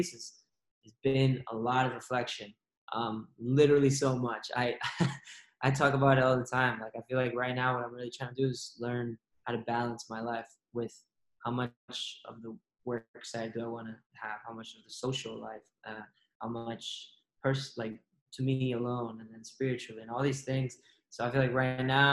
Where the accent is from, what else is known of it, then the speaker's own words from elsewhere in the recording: Redwood City, California, United States; I'm from the Bay Area, specifically in Redwood City